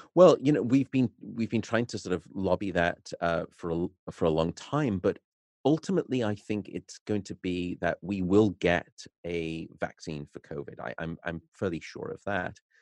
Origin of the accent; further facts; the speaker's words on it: Liverpool, North West England, United Kingdom; moved away as an adult; also born or lived in Nottingham / Newcastle; now in Berkeley, United States; I was born and raised in Liverpool